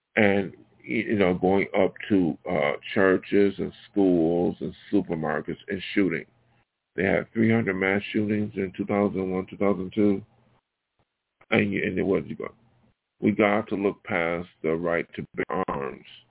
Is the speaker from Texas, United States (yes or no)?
no; Buffalo, New York, United States; moved away; my hometown, Buffalo